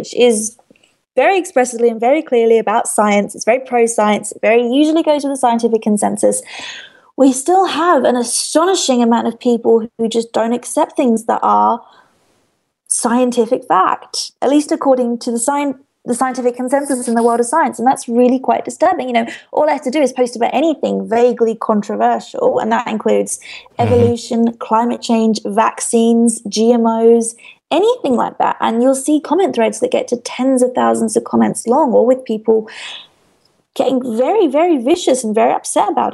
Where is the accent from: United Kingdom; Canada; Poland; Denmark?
United Kingdom; I'm British